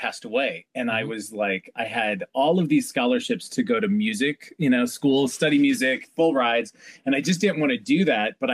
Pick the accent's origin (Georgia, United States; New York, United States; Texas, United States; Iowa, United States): Iowa, United States; moved away; I'm from Iowa